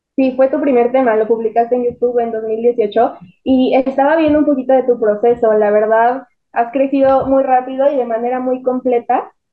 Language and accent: Spanish; Mexico City, Mexico; nosotros somos de la Ciudad de México